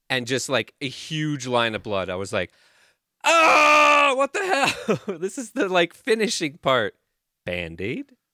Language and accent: English; Canada; I'm from Canada